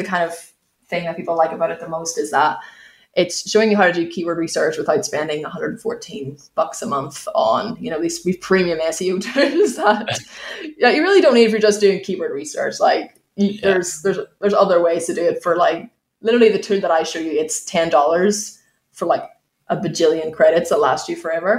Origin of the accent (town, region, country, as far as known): Ireland; accent: Irish